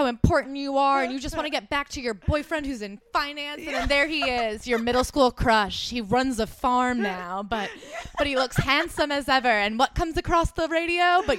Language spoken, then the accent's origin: English; Hoboken, New Jersey, United States; I'm from Hoboken